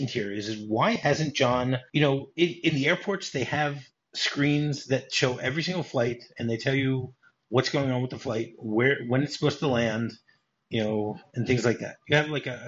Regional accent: Detroit, Michigan, United States; growing up in Detroit.

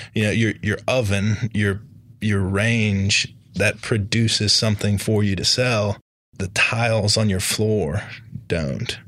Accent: Charlotte, North Carolina, United States; I grew up here in Charlotte

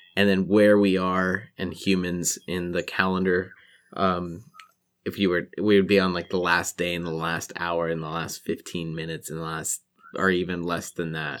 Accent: Walla Walla, Washington, United States; my hometown

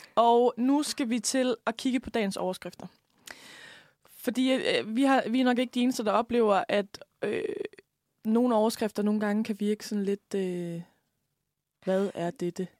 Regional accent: Lemvig, Central Denmark Region, Denmark; now in Copenhagen, Denmark; nu kommer jeg jo fra Lemby

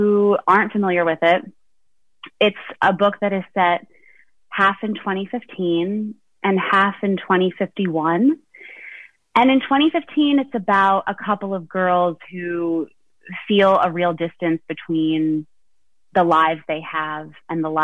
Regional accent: Quakertown, Pennsylvania, United States; moved away as an adult; also born or lived in New York City; now in Lehigh Valley, United States; I am originally from Quakertown, Pennsylvania.

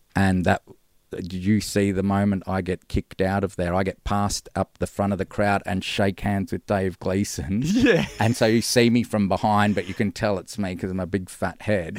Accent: Gold Coast, Queensland, Australia; moved away as an adult; now in Melbourne, Australia; born in Melbourne yeah. and then grew up on the Gold Coast.

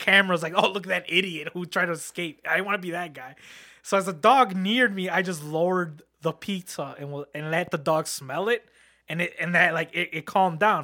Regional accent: Harvey, Illinois, United States; I grew up in Harvey world

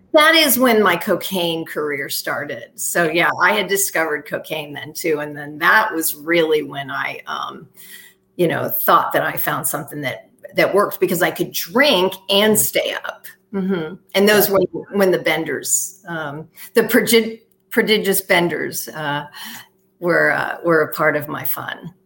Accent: West Palm Beach, Florida, United States; moved away as an adult; also born or lived in Los Angeles; I was born and raised in West Palm Beach, Florida

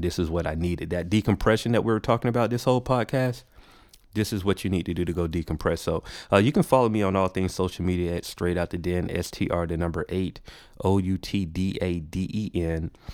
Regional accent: Macon, Georgia, United States; moved away as an adult; now in Atlanta, United States; I was born here in Atlanta, but I was raised in a city called Macon, uh, Georgia.

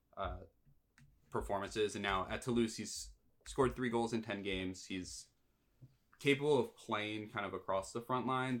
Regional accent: United States; as an American

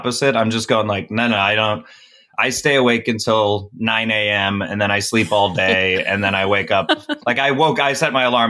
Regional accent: Chicago, Illinois, United States; I grew up in Chicago.

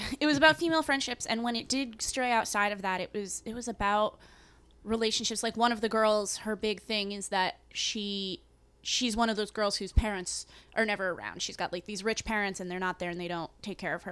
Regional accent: New England, United States; I'm from New England

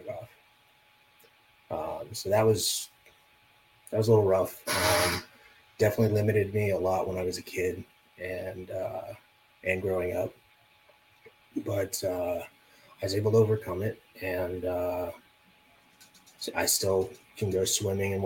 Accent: Las Vegas, Nevada, United States; And I grew up in Las Vegas, for those of you who don't know that, which is probably all of you. Yeah, so I grew up in Las Vegas.

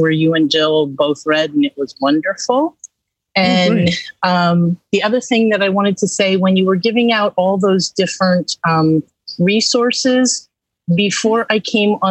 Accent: Allentown, Pennsylvania, United States; I am from Allentown, Pennsylvania

